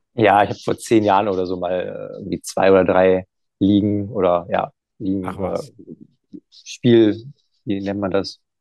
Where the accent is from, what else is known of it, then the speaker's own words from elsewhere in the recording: Emmerich am Rhein, North Rhine-Westphalia, Germany; now in Düsseldorf, Germany; ich komme ja aus Emmerich, Emmerich am Rhein